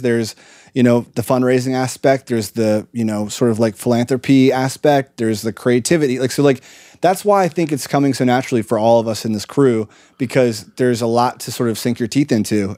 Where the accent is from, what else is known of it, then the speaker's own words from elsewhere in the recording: Lancaster, Pennsylvania, United States; moved away; we grew up in Lancaster, Pennsylvania, at a really great school called Conestoga Valley